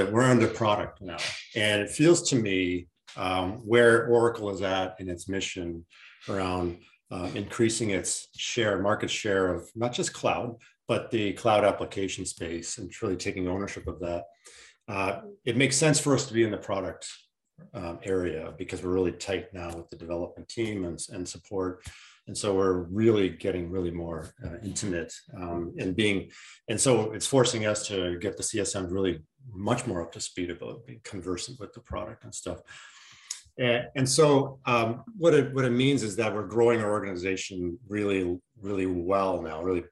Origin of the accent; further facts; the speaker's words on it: Canada; I'm Canadian